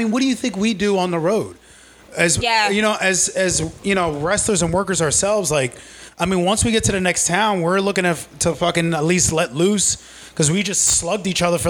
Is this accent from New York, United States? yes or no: yes; New York City, New York, United States; also born or lived in Richmond Hill, Queens / Staten Island; I'm originally from Queens.